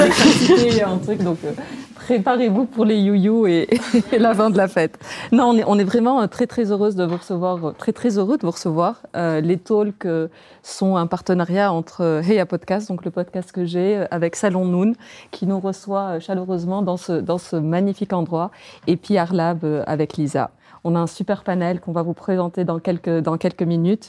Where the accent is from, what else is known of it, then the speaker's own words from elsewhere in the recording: Tunisia; moved away; je suis née en Tunisie et je suis première immigrée